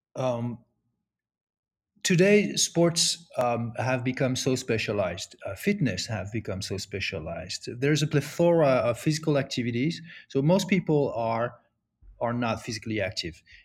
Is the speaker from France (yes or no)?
yes; France; moved away as an adult; now in United States; I grew up in France